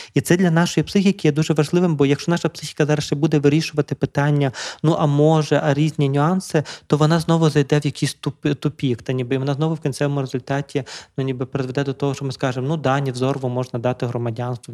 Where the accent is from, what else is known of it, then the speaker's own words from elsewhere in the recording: Drohobych, Lviv Oblast, Ukraine; я народився на Львівщині в Другобичі, славному місті